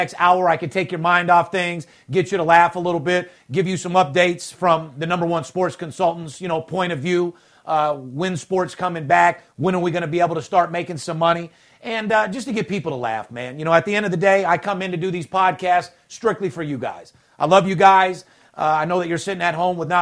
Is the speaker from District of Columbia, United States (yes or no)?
no; North Las Vegas, Nevada, United States; Kid from the streets, born and raised in North Las Vegas, was born with nothing and turned nothing into something